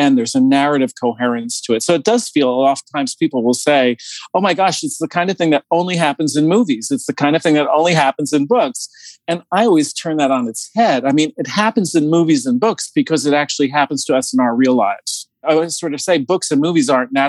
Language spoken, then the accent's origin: English; New Jersey, United States; growing up in New Jersey outside of New York, there was nothing but Italians and Jews in my hometown